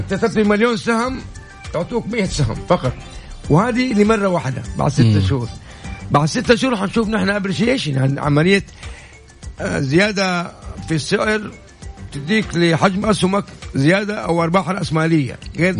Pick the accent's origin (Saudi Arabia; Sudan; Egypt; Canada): Saudi Arabia; عندنا في السعوديه